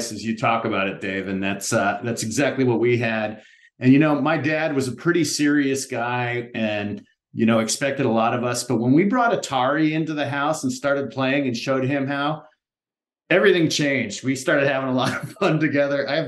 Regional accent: Palo Alto, California, United States; I'm originally from California. I come from a Midwestern family. Uh, we moved around a lot when I was young, but landed in Palo Alto, California.

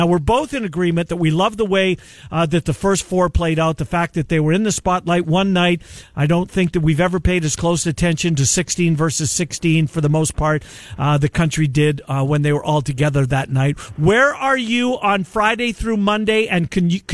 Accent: Canada; as a Canadian

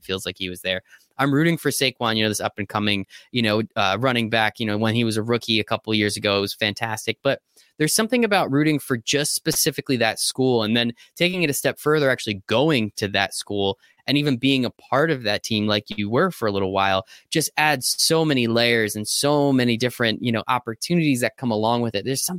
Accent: Northeast, United States; I grew up here in the Northeast where it is predominantly NFL.

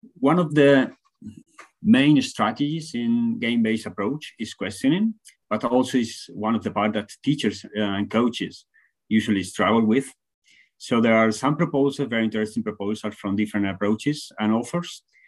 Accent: Spain; from Spain, now talking from Finland, doing a, a research stay

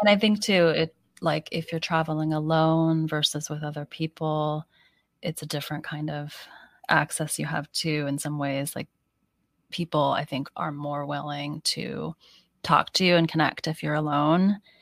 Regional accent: United States; also born or lived in Seattle; I am so American, I'm so not Chinese

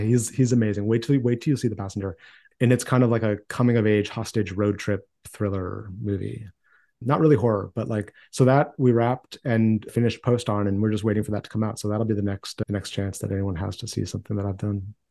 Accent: Maine, United States; I grew up in Maine in a small town

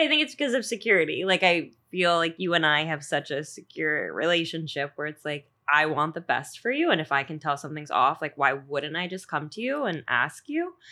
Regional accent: Long Island, New York, United States; moved away; also born or lived in Georgia, United States; I'm originally from Long Island, but I know you by way of Georgia, where I lived for eleven years

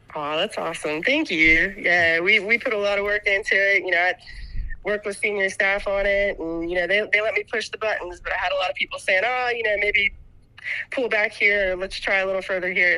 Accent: West Virginia, United States; I grew up in West Virginia

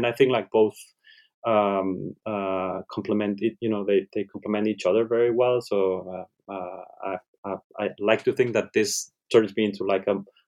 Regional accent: Catalonia, Spain; first language ca; English is a second language; translate it into Catalan language, which is my mother tongue

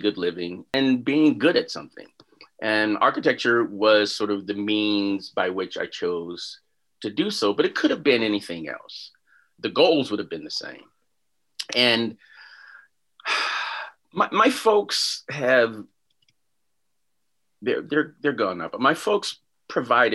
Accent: Chicago, Illinois, United States; moved away as an adult; also born or lived in Washington, District of Columbia, United States / Orlando / Houston / Tempe; I grew up in Chicago

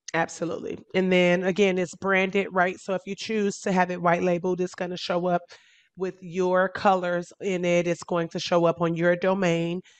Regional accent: Chicago, Illinois, United States; now in Miami, United States; I'm originally from Chicago

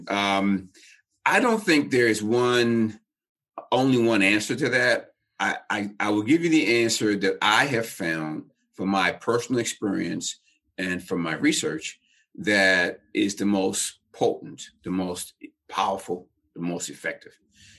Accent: Baltimore, Maryland, United States; I was raised in Baltimore City in the projects

